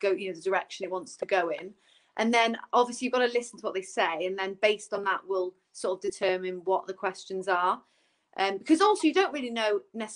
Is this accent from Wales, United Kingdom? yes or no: yes; Newbridge, Wales, United Kingdom; I'm from Newbridge